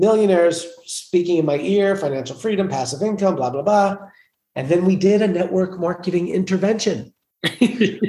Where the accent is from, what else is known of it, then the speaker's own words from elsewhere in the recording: New York City, New York, United States; I'm from New York. I grew up in Queens, New York, a place suited for kings